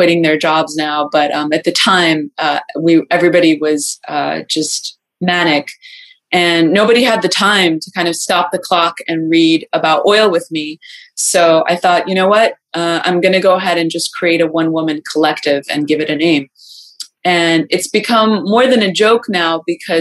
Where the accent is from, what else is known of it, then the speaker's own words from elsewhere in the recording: Tehran, Tehran Province, Iran; I was born in Iran, in Tehran